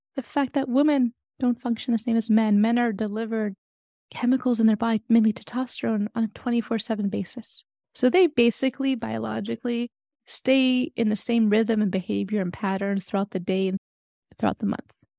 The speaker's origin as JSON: {"language": "English", "town": "San Francisco", "region": "California", "country": "United States", "tie": "born or raised there", "said": "I grew up in San Francisco in the eighties and nineties"}